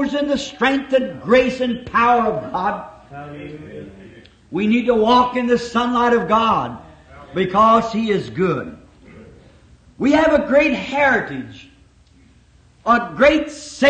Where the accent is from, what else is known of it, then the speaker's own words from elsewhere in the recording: United States; We're all American citizens. We're thankful to be Americans